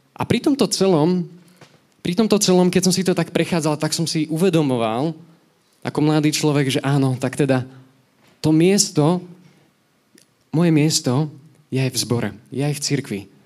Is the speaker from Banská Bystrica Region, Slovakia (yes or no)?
no; Nové Zámky, Nitra Region, Slovakia; moved away as an adult; now in Nitra, Slovakia; ja som originál z Nových zámkov